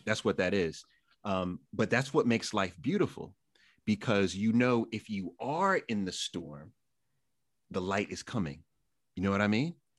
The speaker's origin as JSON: {"language": "English", "town": "New York City", "region": "New York", "country": "United States", "tie": "born or raised there", "also_born_or_lived": "Massapequa, Long Island, New York", "said": "I grew up in Jamaica, Queens, not the greatest place in the world, moved to Long Island, Massapequa"}